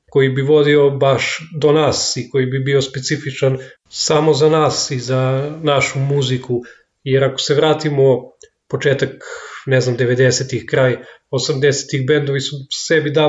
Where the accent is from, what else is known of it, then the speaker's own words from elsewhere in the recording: Knjaževac, Zaječar District, Serbia; dolazim iz Knjaževca